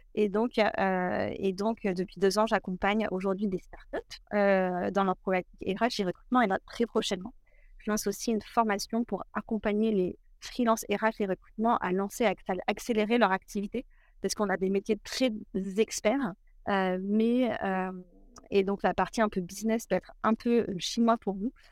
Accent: a small village near Cognac, Nouvelle-Aquitaine, France; je viens d'un tout petit village à côté de, Cognac, d'une famille plutôt rurale, donc grandie autour des vignes

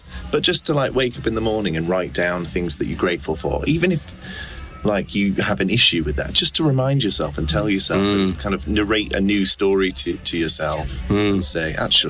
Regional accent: Macclesfield, North West England, United Kingdom; moved away as an adult; now in London, United Kingdom; Macclesfield in Cheshire.

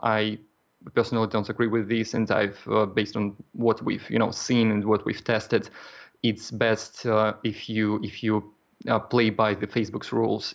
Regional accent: Kaliningrad, Kaliningrad Oblast, Russia; moved away as an adult; now in Poland; I'm originally from Kaliningrad, Russia, and uh, right now I live in Poland.

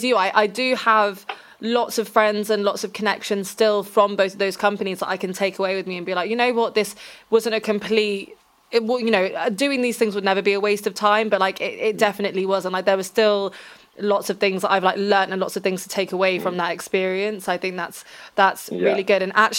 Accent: Reading, South East England, United Kingdom; I'm from Reading, which is an very meh place to be.

